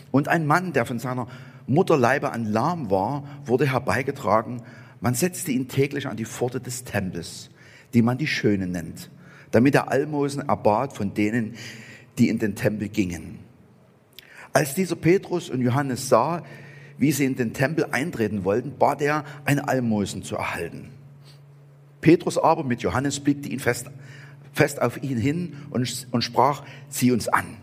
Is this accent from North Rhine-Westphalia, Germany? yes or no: no; Saxony, Germany; accent: Saxon; ich spreche Sächsisch, aber ich werde auf Angelsächsisch übersetzt.